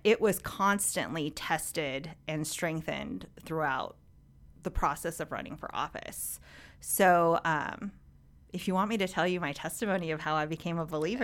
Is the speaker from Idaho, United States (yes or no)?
no; Orange County, California, United States; I grew up in Orange County, child of, um, immigrants, first generation Korean American